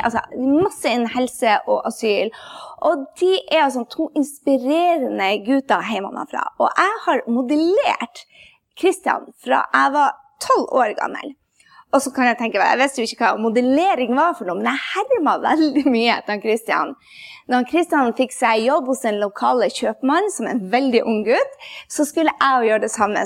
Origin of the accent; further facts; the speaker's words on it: Andenes, Nordland, Norway; fra Andøya, der jeg kommer fra. fra Andnes